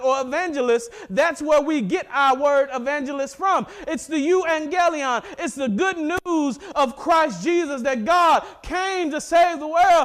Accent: Mississippi, United States; I'm from Mississippi

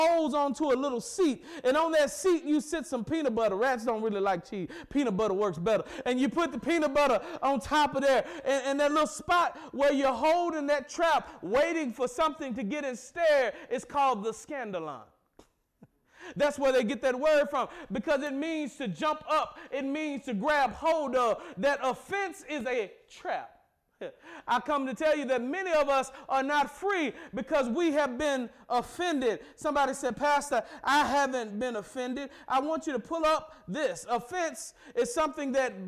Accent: the South, United States; I'm from the South

